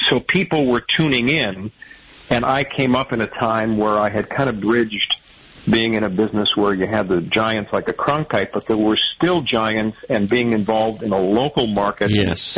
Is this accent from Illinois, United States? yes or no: yes; Chicago, Illinois, United States; moved away as an adult; also born or lived in Evansville, Indiana / Cape Girardeau, Missouri / Little Rock, Arkansas; now in Detroit, United States; I grew up in Chicago, uh, right in the city, northwest side